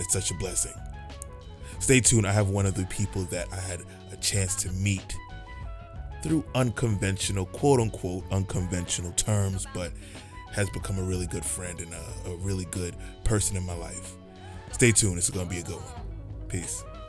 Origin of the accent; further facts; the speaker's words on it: New York, United States; I'm from New York